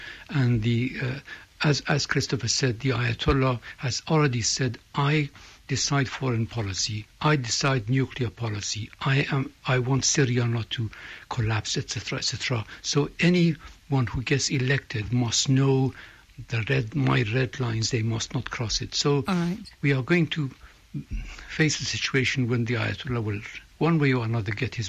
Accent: Iran; moved away; I was born and brought up in Iran.

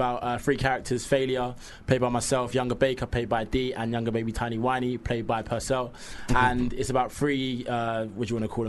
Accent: London, United Kingdom; we're all from South, innit?

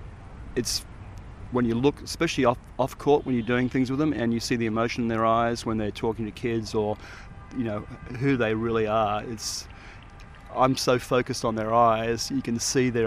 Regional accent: Sydney, New South Wales, Australia; moved away as an adult; also born or lived in Aspen, Colorado / Sierra Leone / Guatemala / Central African Republic; I'm from Sydney, Manly Beach in Sydney

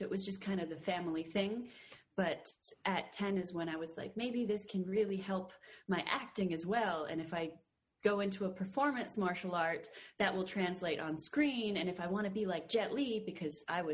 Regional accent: Canada; now in Los Angeles, United States; being Canadian

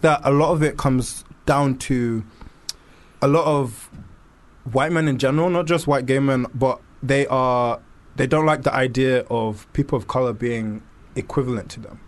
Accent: London, United Kingdom; being born and raised in London and growing up in um, growing up growing up here

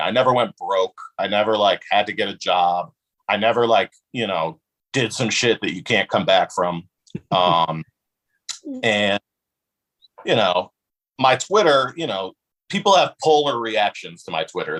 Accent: West Hartford, Connecticut, United States; also born or lived in Bloomfield, Connecticut; I actually don't live in West Hartford anymore, but I'm from West Hartford

